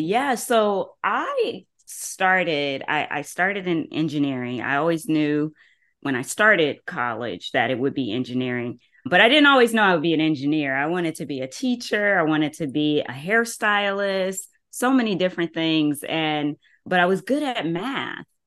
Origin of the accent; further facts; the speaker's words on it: Columbus, Ohio, United States; I'm from Columbus, Ohio